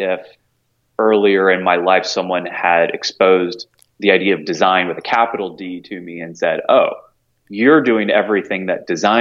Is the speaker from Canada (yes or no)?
no; Knoxville, Tennessee and Alpharetta, Georgia, the South, United States; moved away as an adult; now in New York, United States; I grew up in Knoxville, Tennessee, and in Alpharetta, Georgia. So I was a Southern boy through and through